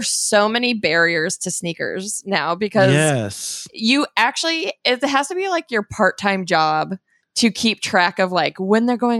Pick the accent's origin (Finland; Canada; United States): United States; Phoenix, Arizona; I'm from Phoenix